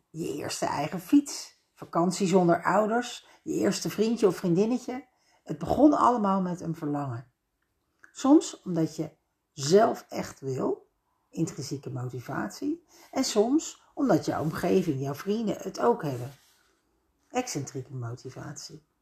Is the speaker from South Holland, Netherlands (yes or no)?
yes; Leiden, South Holland, Netherlands; Ik ben opgegroeid in Leiden aan de Singel in een oud herenhuis.